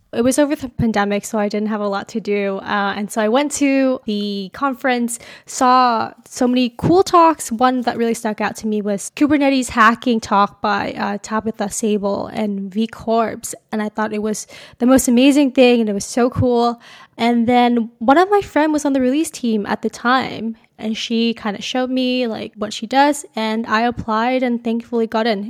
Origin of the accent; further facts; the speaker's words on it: Calgary, Alberta, Canada; moved away as an adult; now in Waterloo, Canada; I grew up in Calgary